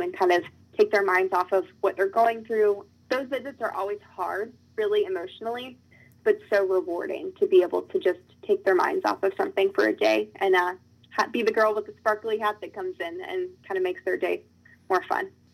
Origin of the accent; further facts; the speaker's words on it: Virginia, United States; my home state